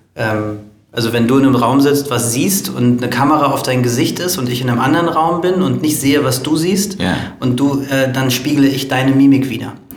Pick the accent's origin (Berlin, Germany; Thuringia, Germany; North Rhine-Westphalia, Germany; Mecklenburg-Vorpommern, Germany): Berlin, Germany; dann kommen wir aus Berlin